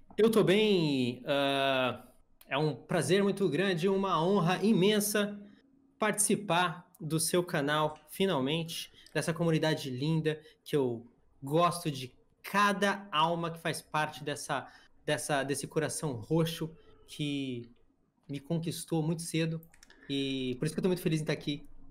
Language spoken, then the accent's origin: Portuguese; São Paulo, Brazil; moved away as an adult; also born or lived in Itatiba; now in Santa Catarina, Brazil; Eu sou do sul do Brasil hoje, minha família inteira é de São Paulo, mas eu escolhi o estado de Santa Catarina para morar